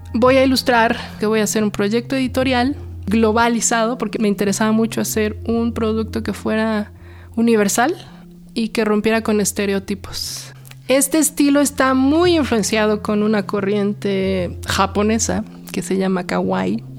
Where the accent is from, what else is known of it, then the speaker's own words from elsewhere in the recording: Mexico City, Mexico; soy del Círculo de Cerros, conocido como Milpa Alta